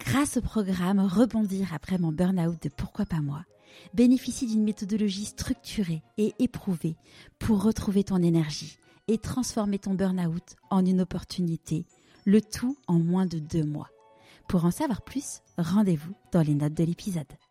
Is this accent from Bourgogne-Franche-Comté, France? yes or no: no; Paris, Île-de-France, France; j'ai grandi à Paris